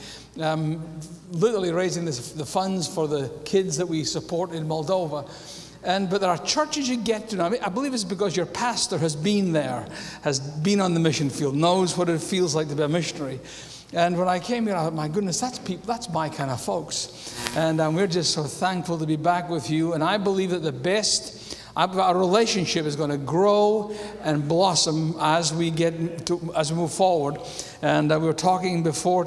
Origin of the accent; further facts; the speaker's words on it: Scotland, United Kingdom; accent: Scottish; also born or lived in America; now in United States; I come from Scotland, if you wonder where my accent's from